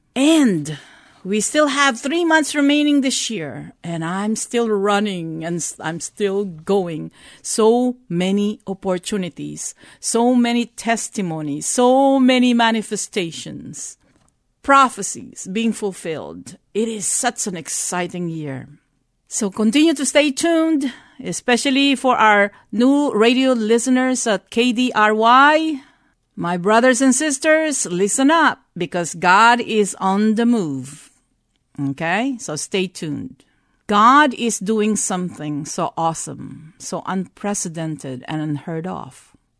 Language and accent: English; Philippines; born or raised there; also born or lived in Texas, United States; now in San Antonio, United States